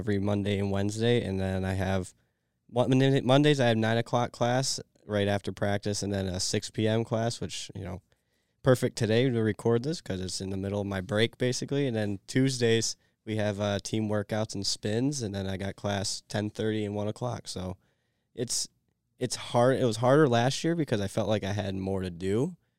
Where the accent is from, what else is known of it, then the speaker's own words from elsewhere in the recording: Tecumseh, Michigan, United States; I'm from Tecumseh, Michigan. My family currently resides in Onsted, Michigan